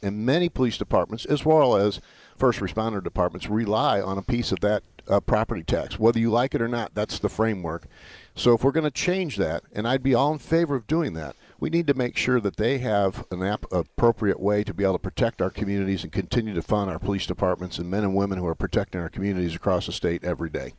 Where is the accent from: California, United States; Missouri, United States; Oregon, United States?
Missouri, United States; St. Louis; that's the way I was raised from there in St. Louis